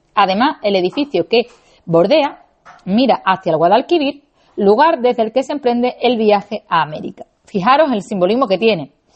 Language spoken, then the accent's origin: Spanish; Seville, Andalusia, Spain; yo soy nacida y criada en Sevilla